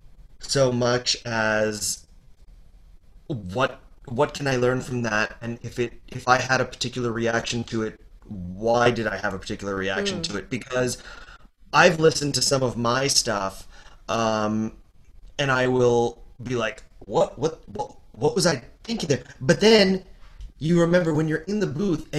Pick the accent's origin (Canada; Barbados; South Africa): Canada; I'm Canadian, so I've got the French Canadian